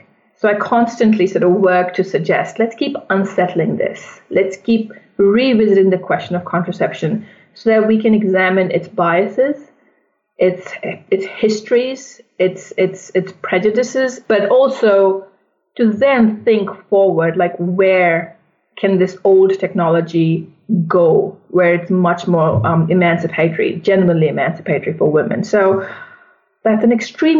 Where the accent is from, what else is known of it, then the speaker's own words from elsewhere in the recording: India; moved away; also born or lived in United States; I'm originally from India.